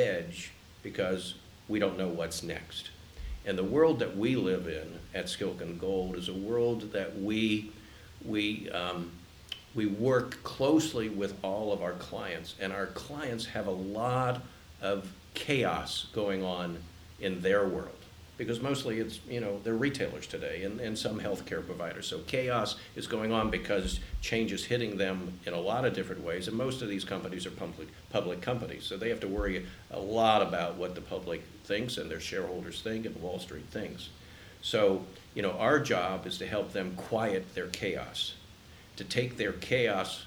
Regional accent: Columbus, Ohio, United States; I grew up in Columbus when it was a cow town

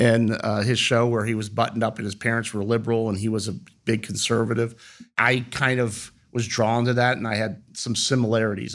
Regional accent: Reynoldsburg, Ohio, United States; also born or lived in Heidelberg, Germany; my upbringing was in Reynoldsburg, Ohio.

